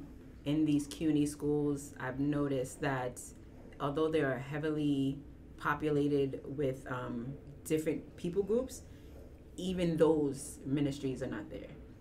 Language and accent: English; New York City, New York, United States; growing up in New York has been different